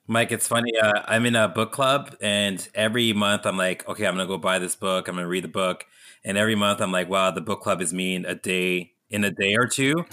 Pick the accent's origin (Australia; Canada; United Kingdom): Canada; growing up in Canada